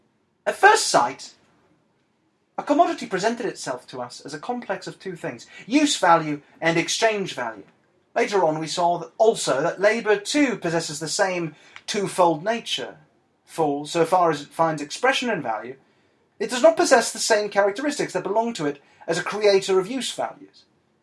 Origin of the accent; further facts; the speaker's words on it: Argentina; accent: Argentinian; I can't really do it, so I'm going to speak in my native Argentinian accent.